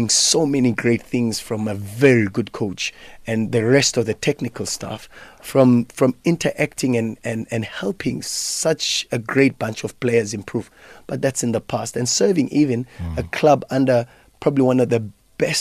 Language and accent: English; Johannesburg, Gauteng, South Africa; I'm from Fitas, people don't believe me because that street is synonymous for other things